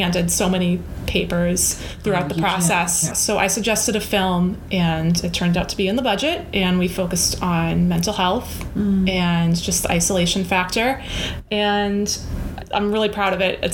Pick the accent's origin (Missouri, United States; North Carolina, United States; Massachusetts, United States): Massachusetts, United States; Weymouth; moved away as an adult; also born or lived in California; I grew up in the South Shore in Weymouth, Mass.